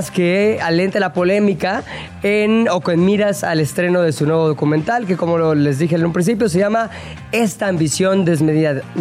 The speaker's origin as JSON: {"language": "Spanish", "country": "Spain", "said": "Soy español, soy español."}